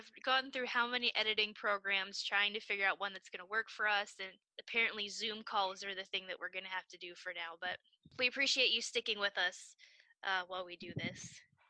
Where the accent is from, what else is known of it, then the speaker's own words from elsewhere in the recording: Pittsburgh, Pennsylvania, United States; we're from Pittsburgh